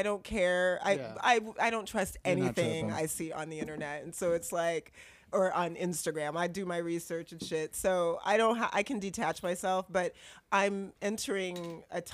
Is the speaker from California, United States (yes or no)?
yes; Berkeley, California, United States; I grew up in Berkeley.